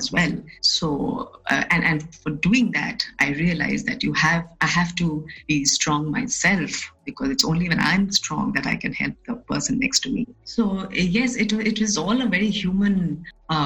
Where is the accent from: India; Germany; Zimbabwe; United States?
India; Assam; I was born and brought up in Assam